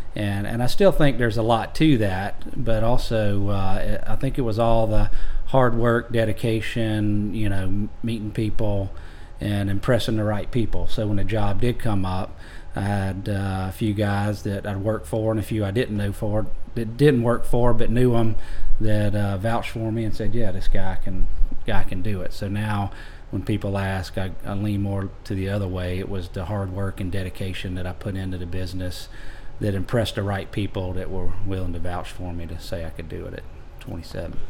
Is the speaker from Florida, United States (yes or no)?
no; Augusta, Georgia, United States; moved away as an adult; also born or lived in Johns Island, South Carolina / Tifton, Georgia; now in Walterboro, United States; born and raised there in Augusta. Grew up going to the Masters